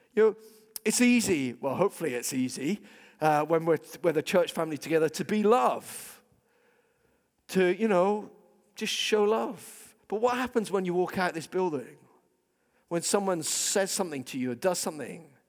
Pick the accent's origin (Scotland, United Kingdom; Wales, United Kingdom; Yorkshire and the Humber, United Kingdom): Scotland, United Kingdom; I'm a Scot